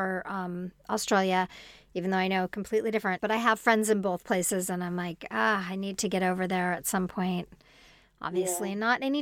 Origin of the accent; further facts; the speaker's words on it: Los Angeles, California, United States; and I'm from Los Angeles